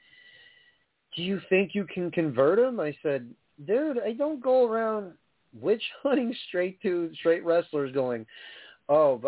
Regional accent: New York, United States; I come from New York

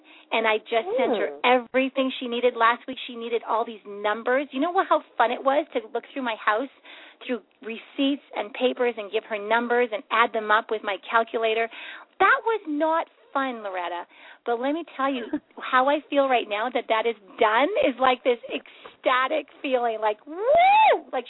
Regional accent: Canada; this year, and I'm Canadian and U.S., And so it's confusing.

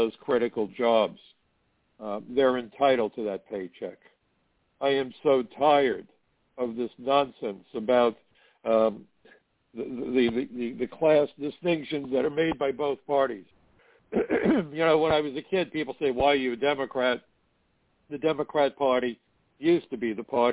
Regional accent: New York City, New York, United States; when I was a teenager growing up in Brooklyn

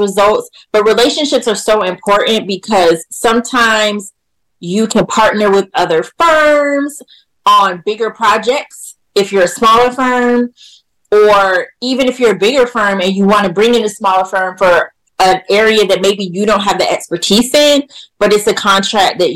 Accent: Jacksonville, Florida, United States; I'm from Jacksonville, Florida.

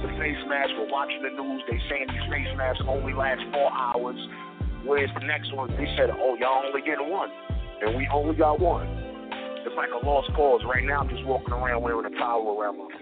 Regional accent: New York City, New York, United States; I'm from East New York, Brooklyn

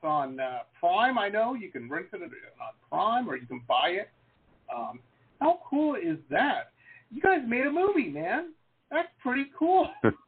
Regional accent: Detroit, Michigan, United States; moved away; I grew up in Metro Detroit, rough town. People tell me it's nice now, but when I lived there, it was pretty rough

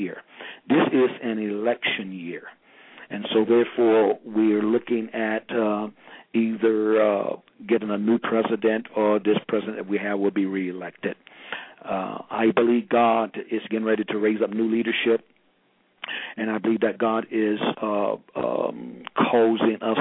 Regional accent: St. Petersburg, Florida, United States; moved away as an adult; now in Miami area, United States; I'm originally from St. Petersburg, Florida. That's the west coast of Florida, around about close to Tampa, next to Tampa and Sarasota

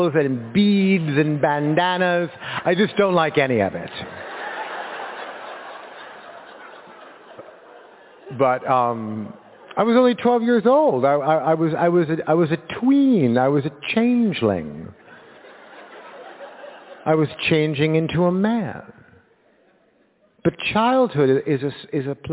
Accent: Los Angeles, California, United States; I was born in Los Angeles

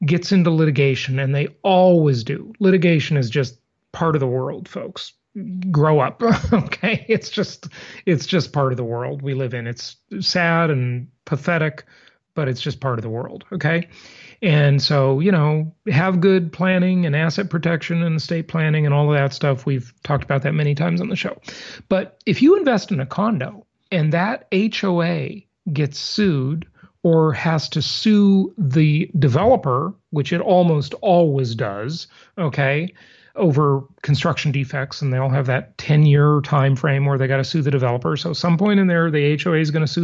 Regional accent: Los Angeles, California, United States; also born or lived in Long Beach; when I was a kid growing up in Los Angeles

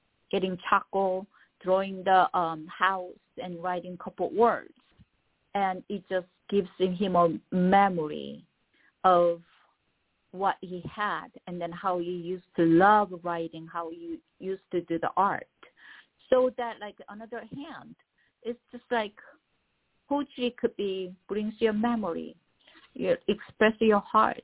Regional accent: South Korea; first language Korean; English is a second language; now in Los Angeles, United States; I'm an immigrant. I came here. So my mother tongue is Korean

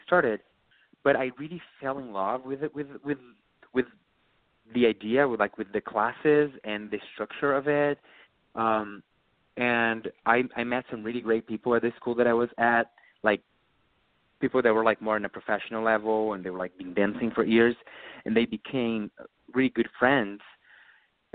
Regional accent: Rio Grande do Sul, Brazil; English is a second language; moved away as an adult; also born or lived in Porto Alegre, Brazil; now in New York, United States

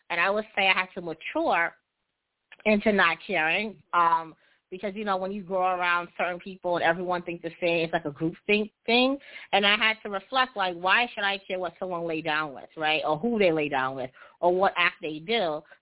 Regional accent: Jamaica; So, you know, I'm heterosexual, and I'm also Jamaican. And I know in Jamaican cultures and in our music, there's a lot of um negative connotations against homosexuality.

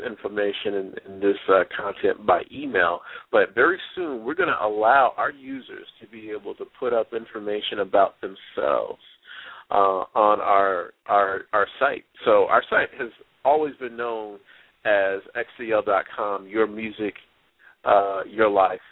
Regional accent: New Jersey, United States; my hometown in Jersey

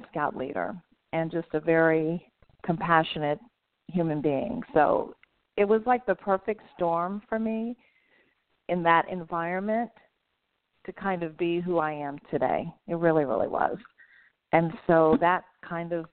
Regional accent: Virginia, United States; I grew up in Virginia

